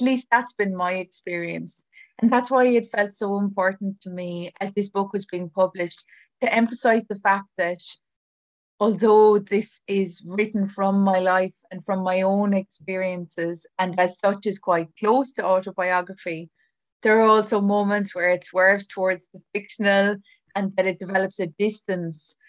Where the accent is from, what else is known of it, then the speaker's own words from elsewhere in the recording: Ireland; as an Irish writer